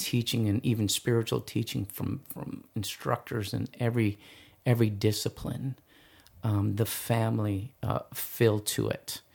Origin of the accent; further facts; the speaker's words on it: East Valley, Arizona, United States; I'm from the East Valley